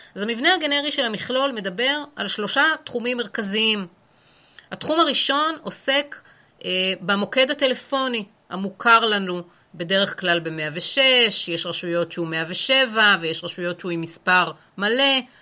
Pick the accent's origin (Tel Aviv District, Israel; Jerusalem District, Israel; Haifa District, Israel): Haifa District, Israel; Haifa; אני חיפאית, אה, גאה אפשר לומר אפילו